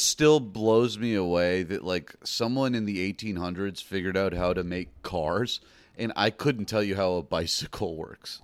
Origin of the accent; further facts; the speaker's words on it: Atlanta, Georgia, United States; moved away; I grew up in Atlanta